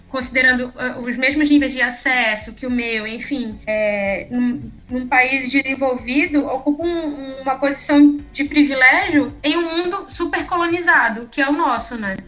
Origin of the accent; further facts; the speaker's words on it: Amapá, Brazil; sou amapaense, aqui do extremo norte do Brasil